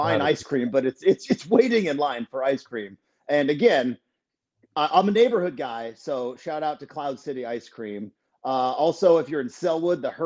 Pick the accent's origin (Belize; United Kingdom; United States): United States; Douglas County, Southern Oregon; now in Portland, United States; I am from Southern Oregon. I am from Douglas County